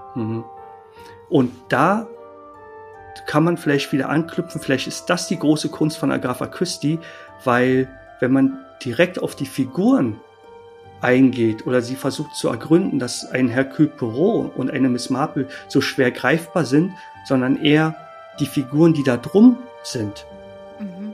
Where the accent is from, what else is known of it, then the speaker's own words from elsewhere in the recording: Berlin, Germany; also born or lived in Jena; Für mich als äh, Berliner